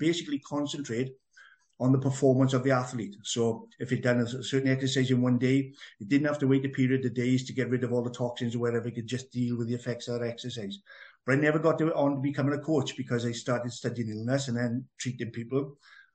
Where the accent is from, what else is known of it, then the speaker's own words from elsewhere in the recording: Merthyr Tydfil, Wales, United Kingdom; accent: Welsh; as a young boy, growing up in Merthyr Tydfil, which was quite an adventurous town to grow up